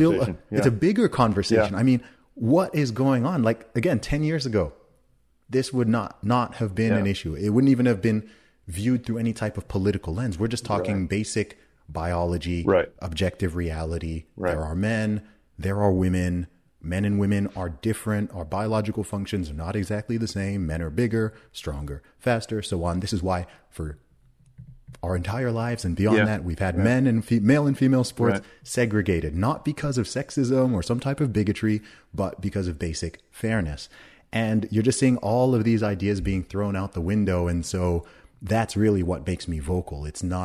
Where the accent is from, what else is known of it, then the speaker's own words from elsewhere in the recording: Saudi Arabia; I mean, I grew up in Saudi Arabia.